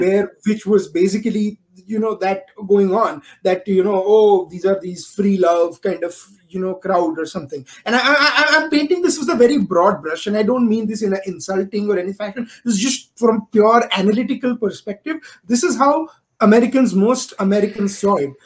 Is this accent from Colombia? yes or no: no; India; moved away as an adult; now in United States; I am born and raised in India, and so are my co-founders. And uh, but we uh, we are based over here in US for the last you know decade and a half